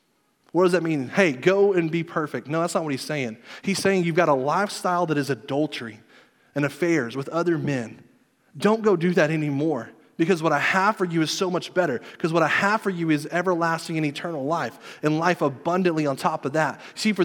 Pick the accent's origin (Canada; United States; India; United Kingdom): United States; Southern United States; I grew up in church in the Bible Belt like everybody else.